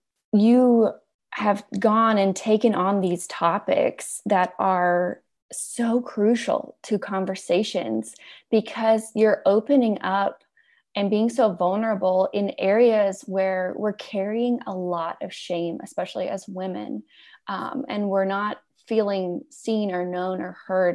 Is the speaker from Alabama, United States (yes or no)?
yes; Alabama, United States; moved away; also born or lived in New York City; I grew up in Alabama